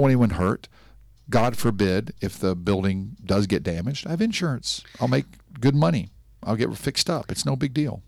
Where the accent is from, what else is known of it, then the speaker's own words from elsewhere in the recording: Nashville, Tennessee, United States; now in Miami Beach, United States; I'm from Nashville, Tennessee, a nice Jewish boy from Tennessee